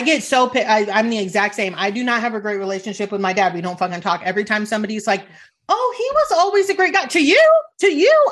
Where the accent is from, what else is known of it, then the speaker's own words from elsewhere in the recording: Italy; moved away; I was born in Italy